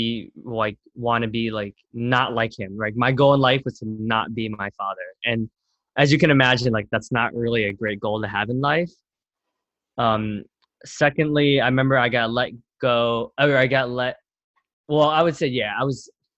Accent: Camden, New Jersey, United States; now in New York City, United States; I was born in Camden, New Jersey, which is like at one point like rated the most dangerous city in America

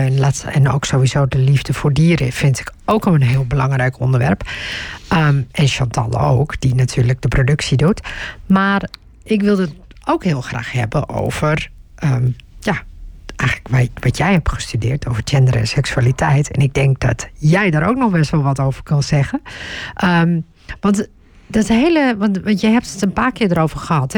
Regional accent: Turkey; now in Netherlands; als je Turks bent, zoals ik

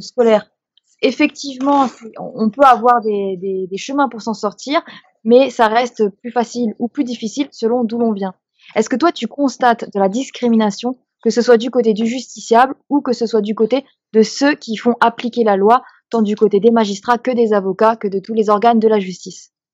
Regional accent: Strasbourg, Grand Est, France; Moi, j'ai grandi à Strasbourg

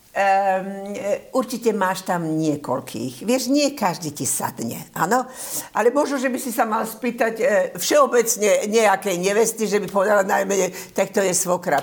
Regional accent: Slovakia; moved away; keďže som Slovenka, vnímam to ako môj, e, e, môj štát

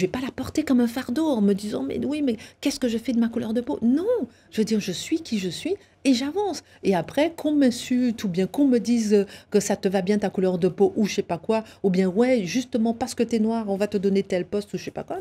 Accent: Guadeloupe; je suis née effectivement en Guadeloupe avec des parents enseignants

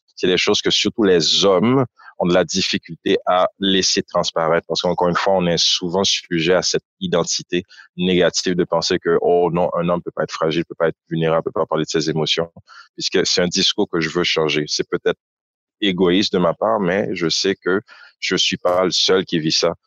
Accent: Port-au-Prince, Ouest, Haiti; moved away as an adult; also born or lived in Ottawa, Canada; now in Montreal, Canada; Je suis né à Ottawa, mais effectivement, j'ai grandi à Port-au-Prince

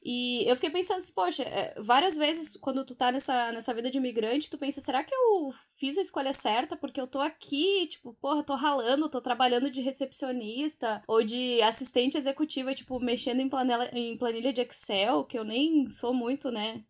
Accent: Brazil; moved away as an adult; now in London, United Kingdom; eu sou brasileira, brasileira, e eu sempre vou ser brasileira

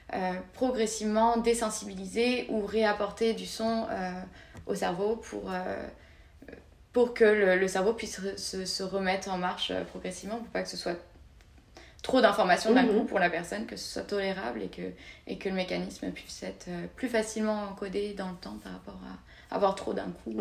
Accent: France; moved away as an adult; now in Montreal, Canada; on est assez bien accueillis en tant que Français

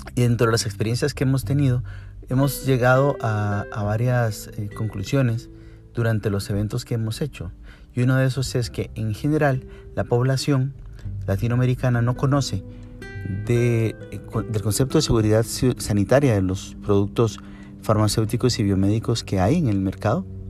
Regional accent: Costa Rica; en nuestro país, en Costa Rica

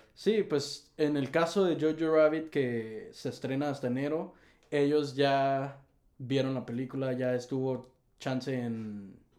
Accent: Tijuana, Baja California, Mexico; somos de Tijuana, Baja California, de lo más al norte del país.

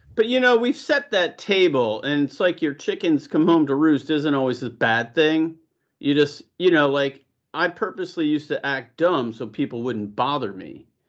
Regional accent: Buffalo, New York, United States; moved away; also born or lived in Los Gatos; growing up in Buffalo, we had nothing but community

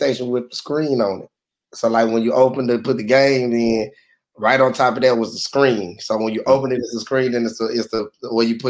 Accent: Houston, Texas, United States; I'm from the South Side

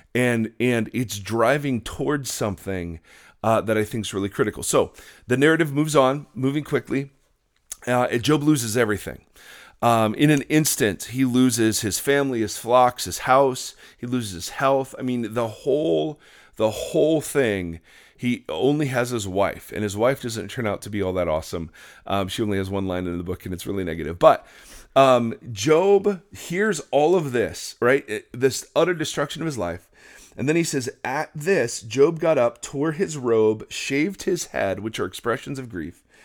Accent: Midwest, United States; as white kids growing up in the Midwest

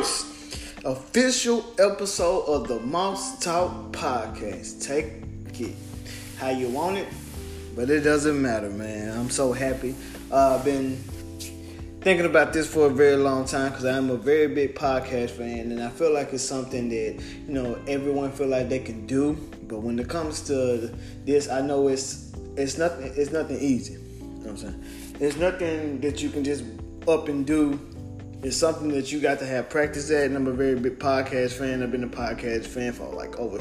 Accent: Memphis, Tennessee, United States; I'm from Memphis, Tennessee

